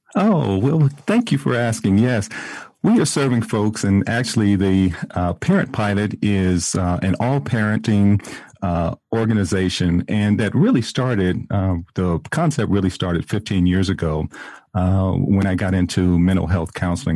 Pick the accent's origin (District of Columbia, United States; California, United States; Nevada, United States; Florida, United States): California, United States; San Diego; now in Atlanta, United States; I'm originally from San Diego, California